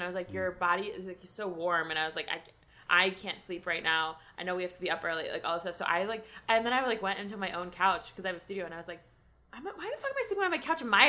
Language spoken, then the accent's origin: English; United States; moved away; also born or lived in Chicago; I'm from outside of Philadelphia, slash New Jersey.